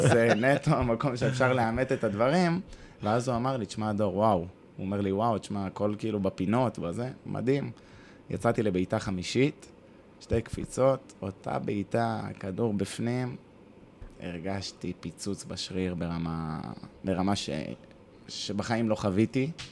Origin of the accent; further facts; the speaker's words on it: Hod HaSharon, Central District, Israel; also born or lived in Tel Aviv / Italy; גדלתי בהוד השרון כילד